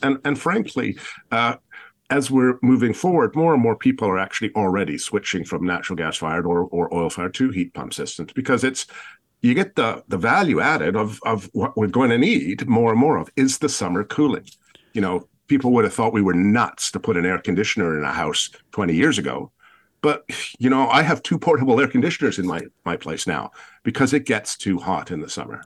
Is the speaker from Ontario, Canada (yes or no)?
no; Victoria, British Columbia, Canada; I come from Victoria